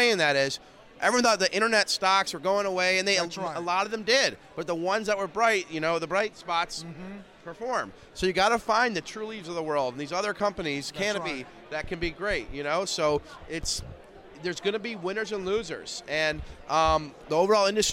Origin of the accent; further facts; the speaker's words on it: Detroit, Michigan, United States; I'm from Detroit, Michigan